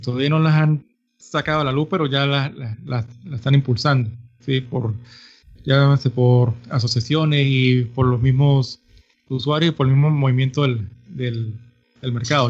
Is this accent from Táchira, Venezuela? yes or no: yes; San Cristóbal, Táchira, Venezuela; soy nacido de Venezuela. vivo una, en los Andes en la ciudad de San Cristóbal, frontera con Colombia.